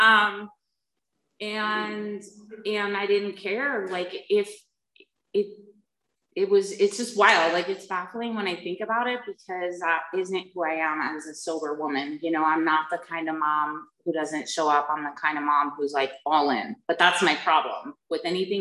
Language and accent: English; United States; moved away; also born or lived in New Jersey; I was raised back east in New York and New Jersey